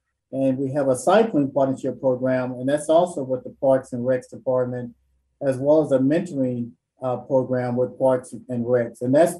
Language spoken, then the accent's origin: English; Dallas, Texas, United States; I'm originally from Dallas